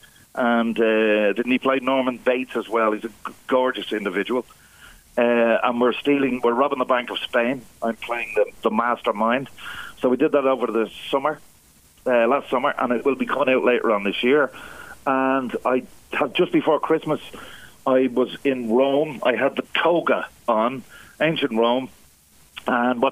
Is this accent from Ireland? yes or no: yes; Ireland; being Irish